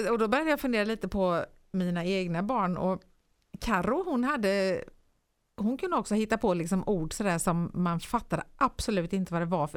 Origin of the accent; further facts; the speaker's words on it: Nyhem, Sweden; hemma i Nyhem